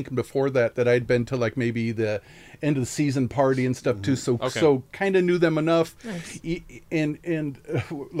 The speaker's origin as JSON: {"language": "English", "town": "Omaha", "region": "Nebraska", "country": "United States", "tie": "born or raised there", "moved": "yes", "lives_now": "California, United States", "said": "I'm originally from Omaha."}